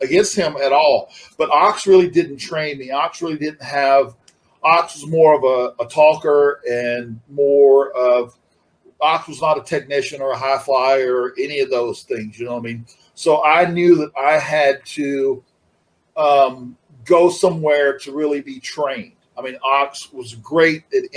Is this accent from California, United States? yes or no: no; Florida, United States; I'm from Florida, and so I watched Florida Championship Wrestling. And I actually got to see a couple of shows when I was a kid because they come to my hometown